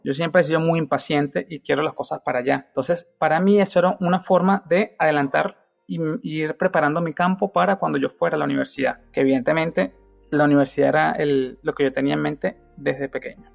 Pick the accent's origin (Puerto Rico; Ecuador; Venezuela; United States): Venezuela; moved away; yo me crié en Venezuela toda la vida, evidentemente nací ahí